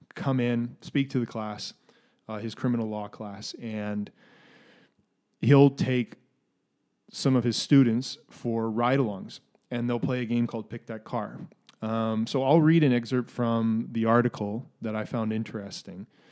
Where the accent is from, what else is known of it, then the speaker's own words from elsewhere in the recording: Canada; also born or lived in Minneapolis, United States; growing up in Canada and having lived in the States